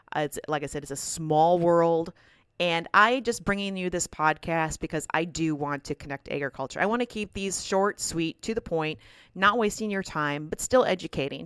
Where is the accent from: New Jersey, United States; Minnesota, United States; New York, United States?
Minnesota, United States; I am from Minnesota